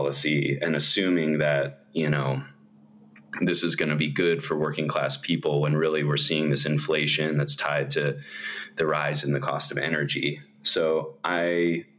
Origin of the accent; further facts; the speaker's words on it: Bay Area, California, United States; also born or lived in Los Angeles; I grew up in the Bay Area